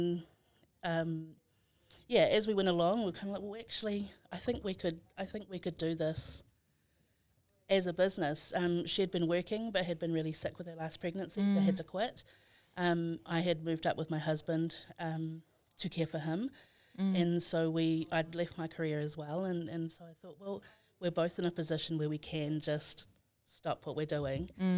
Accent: Samoa; also born or lived in Christchurch, New Zealand / Dunedin, New Zealand; now in Auckland, New Zealand; I was born in Christchurch, raised in Samoa

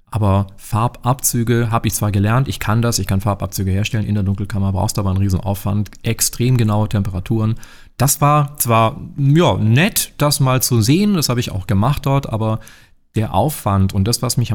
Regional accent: Baden-Württemberg, Germany; also born or lived in Barcelona, Spain / New York City, United States; Baden-Württemberg ist immer noch schön und da, wo ich herkomme, ist es sogar ganz besonders extrem schön.

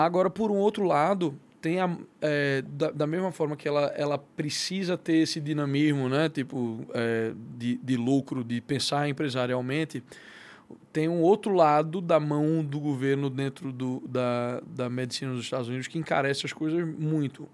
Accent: Recife, Pernambuco, Brazil; moved away as an adult; also born or lived in São Paulo, Brazil; now in United States; eu sou de Recife, eu sou natural de Recife, nasci, cria, nascido e criado

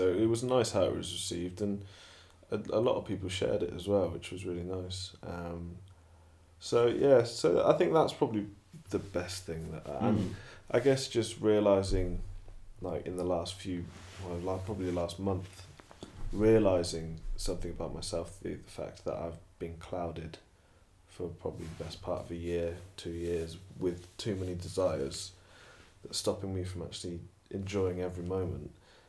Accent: Stratford, England, United Kingdom; I grew up in Stratford, majority of the people in my life are white

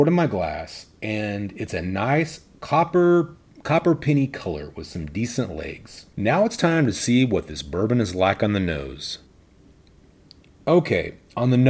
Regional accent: Odessa, Texas, United States; my hometown of Odessa, Texas

